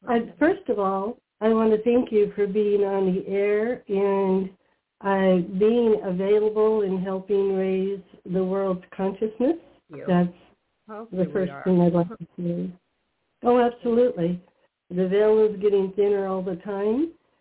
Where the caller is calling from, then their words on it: Pennsylvania, United States; Pennsylvania, here in the U.S.